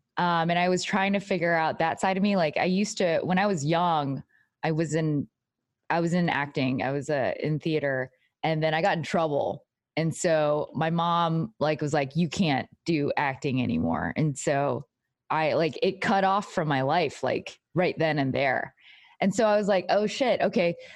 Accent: Texas, United States; I'm, like, from Texas, like, I'm Asian American

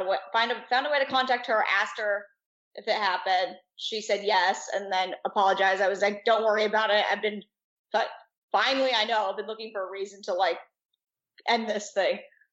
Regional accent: Astoria, Oregon, United States; now in Los Angeles, United States; Astoria, Oregon

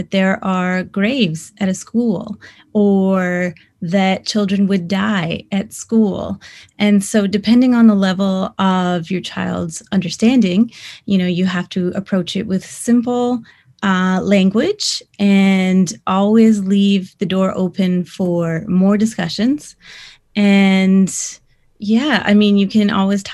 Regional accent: Six Nations Reserve, Ontario, Canada; I grew up on the Six Nations Reserve

